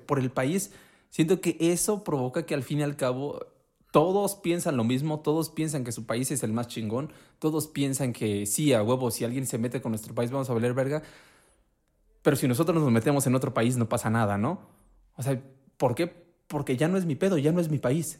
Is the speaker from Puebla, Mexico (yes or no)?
yes; Puebla, Mexico; soy de Puebla